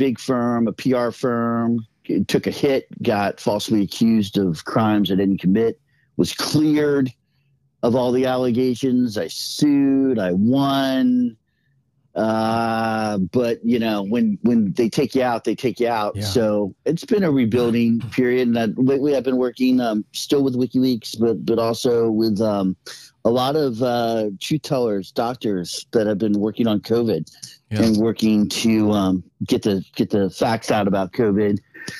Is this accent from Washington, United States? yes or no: yes; Seattle, Washington, United States; I grew up in Seattle